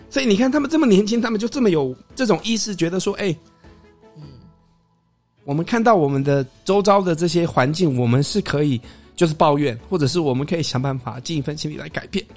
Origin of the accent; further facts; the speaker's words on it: Canada; moved away; also born or lived in Taiwan; 在加拿大长大的台湾人啊，因为我就觉得我始终是一个台湾人